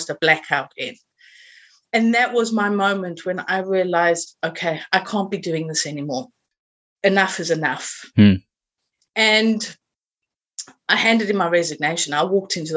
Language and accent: English; South Africa; accent: South African; moved away as an adult; now in Suffolk, United Kingdom; my accent is originally from South Africa. And I've been living here for 22 years, and I've never been able to lose the accent.